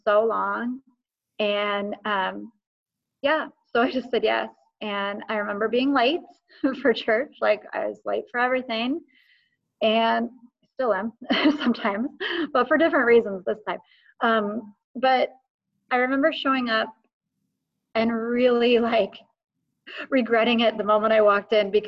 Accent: Eugene, Oregon, United States; I grew up in Faith Center, Eugene

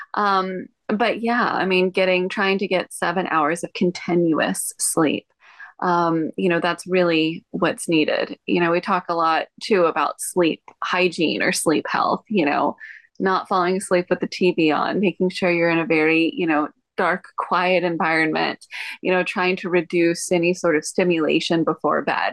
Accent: Texas, United States; moved away as an adult; now in Hawaii, United States; I was born and raised in Texas

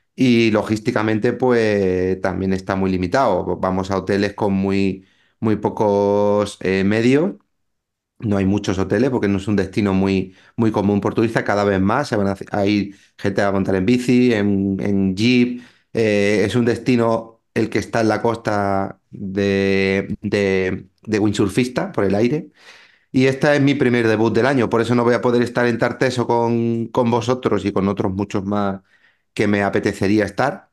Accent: a town in the province of Málaga, Andalusia, Spain; aquí en mi pueblo

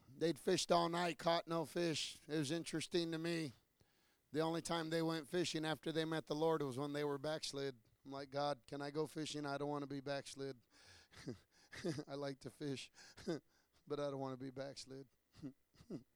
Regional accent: United States; I'm American

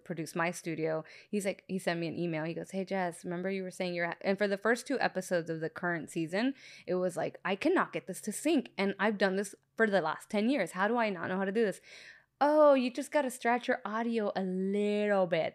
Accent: Long Beach, California, United States; now in Norwalk, United States; I'm from Long Beach

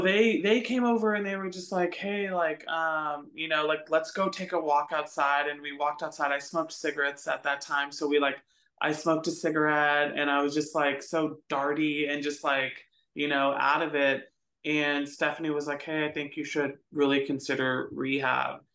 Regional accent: Phoenix, Arizona, United States; moved away as an adult; now in Texas, United States; I grew up um in Phoenix, Arizona. So I'm not even from Texas. Um, I came out here when I was 24

